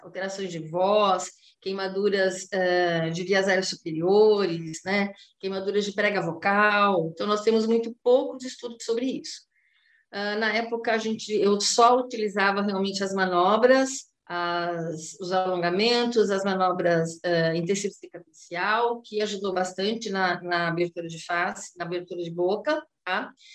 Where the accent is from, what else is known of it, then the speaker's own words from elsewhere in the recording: São Paulo, Brazil; now in Santos, Brazil; eu sou de São Paulo, atualmente eu estou ministrando aulas na graduação do curso de fonoaudiologia da Faculdade Uniluz aqui em Santos